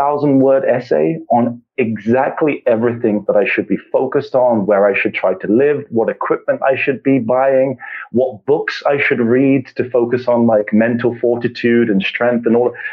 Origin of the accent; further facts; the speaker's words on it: England, United Kingdom; I, as I said, was born and raised in England